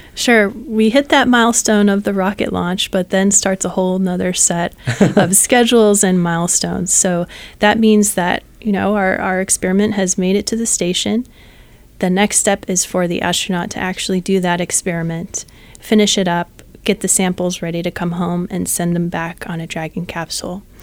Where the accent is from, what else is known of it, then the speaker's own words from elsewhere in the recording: San Jose, California, United States; I am from San Jose, California